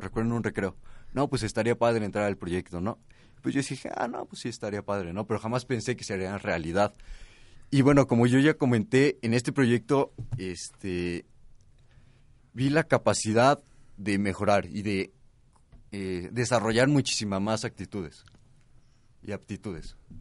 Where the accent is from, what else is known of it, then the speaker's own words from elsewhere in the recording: Mexico; yo soy un mexicano y conozco cómo son los mexicanos